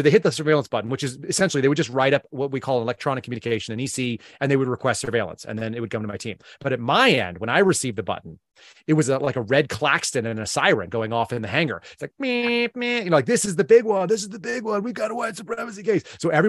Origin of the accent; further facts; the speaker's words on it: California, United States; Filipinos and Vietnamese people where I grew up a lot in Southern California a lot.